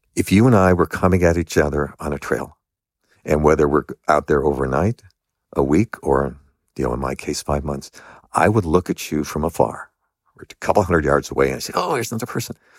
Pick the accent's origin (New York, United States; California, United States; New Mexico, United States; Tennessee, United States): California, United States; Los Angeles; I grew up in Los Angeles